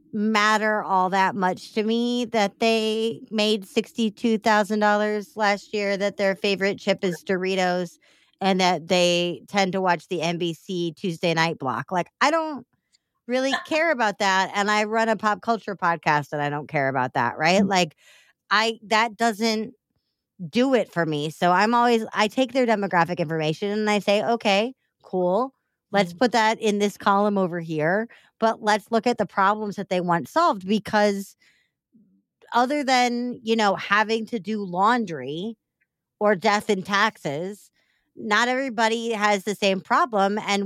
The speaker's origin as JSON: {"language": "English", "town": "Chicago", "region": "Illinois", "country": "United States", "said": "it says that I am a Chicagoan and I think that deep dish pizza is gross."}